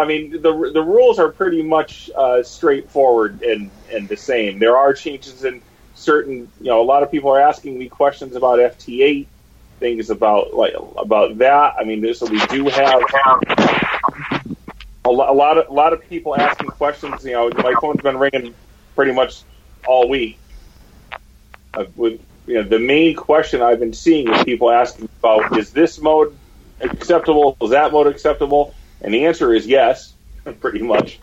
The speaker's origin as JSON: {"language": "English", "town": "Newington", "region": "Connecticut", "country": "United States", "tie": "born or raised there", "said": "I grew up in Newington, and you know, so being back in Newington is always kind of nice"}